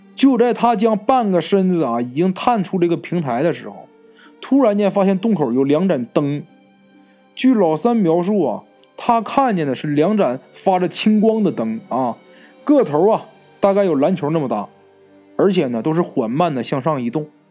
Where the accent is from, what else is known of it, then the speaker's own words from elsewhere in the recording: Northeast China, China; accent: Northeastern; 咱们东北话啊，就是外婆的意思